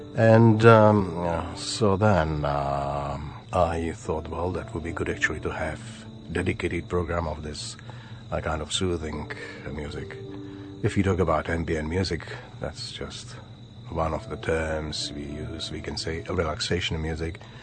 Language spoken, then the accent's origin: English; Bohemia, Czechia; English is a second language; moved away as an adult; also born or lived in Sydney, Australia / Adelaide, Australia; now in Australia; I was born in Bohemia.